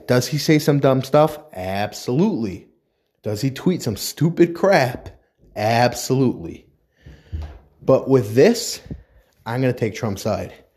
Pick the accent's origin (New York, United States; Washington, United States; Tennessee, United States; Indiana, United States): New York, United States; now in New Jersey, United States; I come from New York. I live in New Jersey now, but I come from New York